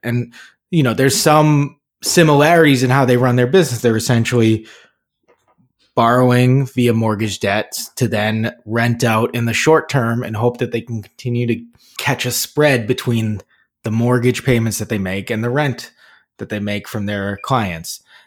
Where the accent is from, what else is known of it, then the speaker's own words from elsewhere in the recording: Burlington, Massachusetts, United States; Burlington Mall, my hometown mall growing up